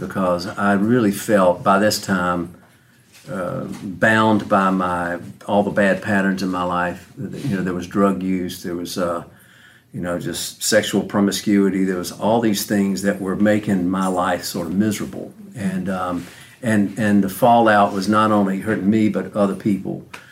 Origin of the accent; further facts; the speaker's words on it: Macon, Georgia, United States; I was born in Macon, Georgia, back in the mid-50s